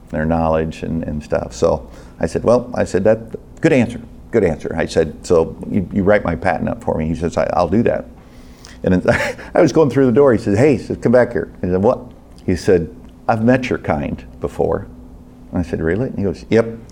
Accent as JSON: {"language": "English", "region": "Illinois", "country": "United States", "said": "I'm from Illinois"}